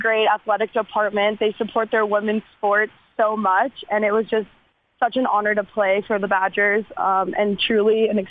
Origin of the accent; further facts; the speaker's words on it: Minnesota, United States; moved away as an adult; also born or lived in Wisconsin; now in Nashville, United States; Yeah, I grew up in Minnesota